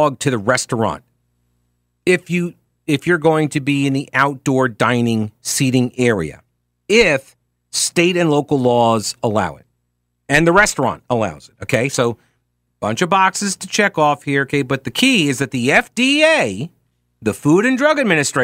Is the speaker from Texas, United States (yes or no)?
no; New York, United States; now in North Carolina, United States; I'm from New York. I don't live in New York anymore